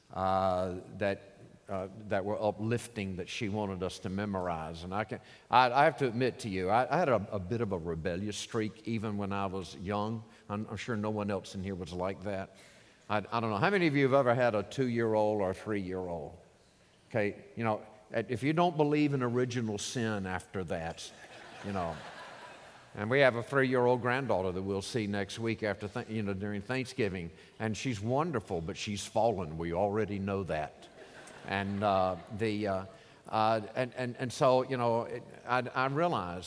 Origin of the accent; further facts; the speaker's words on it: Norfolk, Virginia, United States; I grew up in Norfolk, Virginia